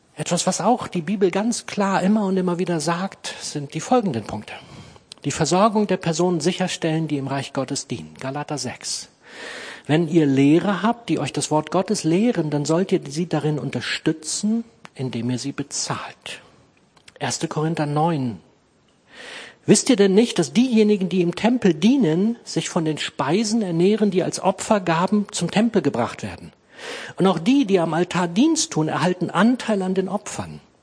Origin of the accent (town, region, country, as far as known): Clausthal-Zellerfeld, Lower Saxony, Germany; born or raised there